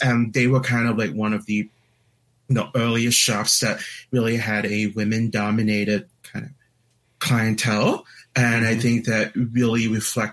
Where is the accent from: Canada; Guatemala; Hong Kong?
Hong Kong; also born or lived in Northampton, Massachusetts; now in Seattle, United States; I was born in Hong Kong.